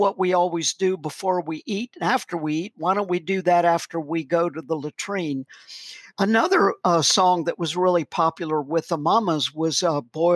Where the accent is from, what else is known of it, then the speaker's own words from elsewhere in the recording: the South, United States; I'm an American.